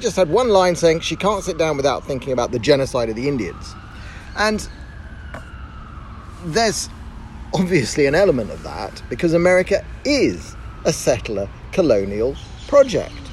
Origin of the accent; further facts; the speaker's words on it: United Kingdom; moved away as an adult; now in Tel Aviv, Israel; I grew up in Great Britain and I moved to Israel 10 years ago.